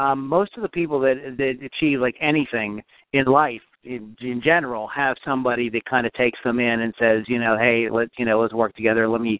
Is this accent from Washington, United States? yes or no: no; Western Pennsylvania, United States